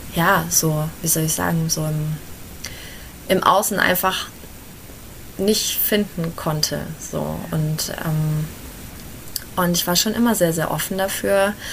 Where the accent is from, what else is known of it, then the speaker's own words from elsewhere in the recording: Fürth, Bavaria, Germany; Ich komme aus Fürth